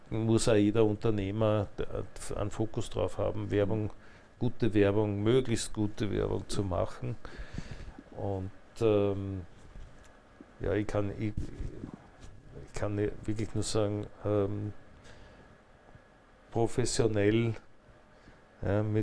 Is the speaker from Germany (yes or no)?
no; Attersee, Upper Austria, Austria; der ich als Oberösterreicher